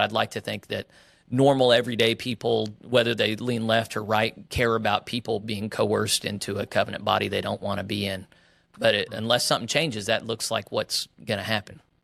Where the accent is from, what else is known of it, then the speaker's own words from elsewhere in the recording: Oklahoma, United States; also born or lived in West Texas; My parents were United Methodist clergy in the West Texas Annual Conference, and then, uh, we moved to Oklahoma whenever I was young